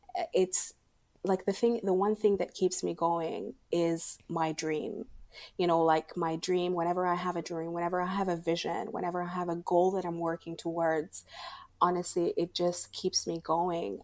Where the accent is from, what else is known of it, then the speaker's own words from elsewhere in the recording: Sudan; now in Abu Dhabi, United Arab Emirates; I am from Sudan and I live in Abu Dhabi.